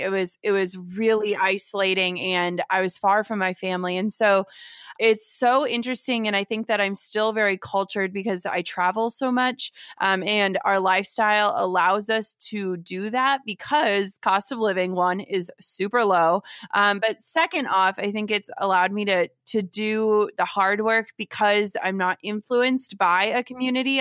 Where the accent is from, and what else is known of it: Minnesota, United States; born or raised there; also born or lived in Wisconsin